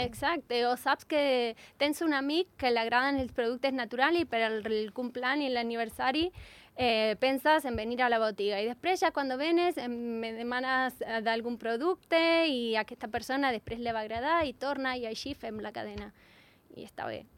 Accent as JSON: {"language": "Catalan", "country": "Argentina", "second_language": "Catalan", "moved": "yes", "lives_now": "Andorra", "said": "jo sóc argentina"}